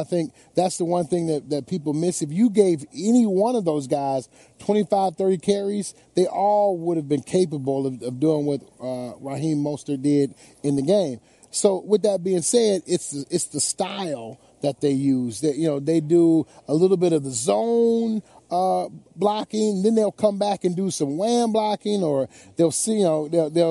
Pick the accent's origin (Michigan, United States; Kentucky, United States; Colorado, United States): Michigan, United States; Detroit; my hometown